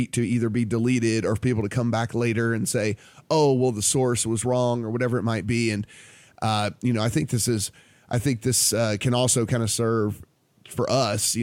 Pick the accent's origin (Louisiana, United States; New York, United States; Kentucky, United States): Louisiana, United States; I'm a kid from Louisiana